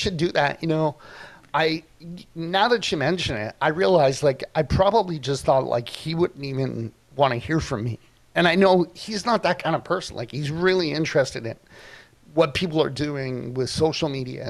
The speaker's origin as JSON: {"language": "English", "town": "Toronto", "region": "Ontario", "country": "Canada", "tie": "born or raised there", "moved": "yes", "lives_now": "Kelowna, Canada", "said": "I grew up in Toronto"}